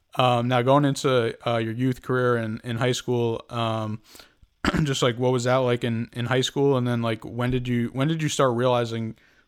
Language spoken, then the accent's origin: English; Connecticut, United States; I'm from Connecticut too